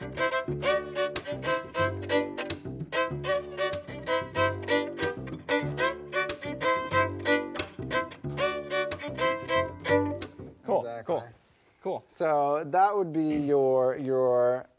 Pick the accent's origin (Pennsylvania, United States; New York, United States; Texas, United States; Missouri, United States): Texas, United States; Dallas; I grew up in Dallas-Fort Worth